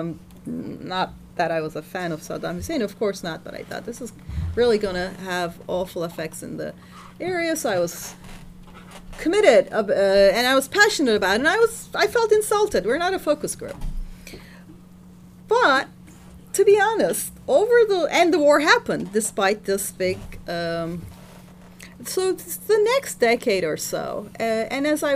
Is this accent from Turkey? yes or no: yes; Turkey; when I was growing up in Turkey